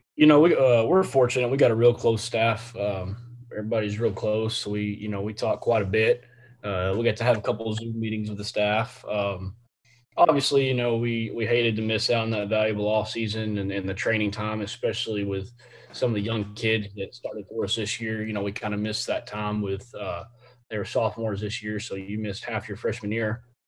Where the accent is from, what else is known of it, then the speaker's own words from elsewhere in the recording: Temple, Texas, United States; I'm from from the Temple area here in Temple, Texas, Central Texas, uh, in between Austin and Waco